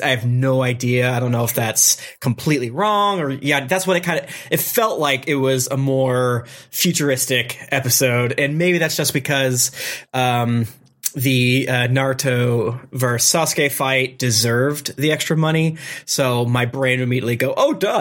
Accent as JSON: {"language": "English", "region": "Florida", "country": "United States", "said": "I'm from Florida"}